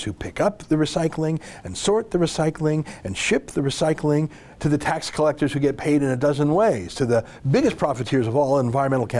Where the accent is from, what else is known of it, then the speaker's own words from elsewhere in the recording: Canada; as a Canadian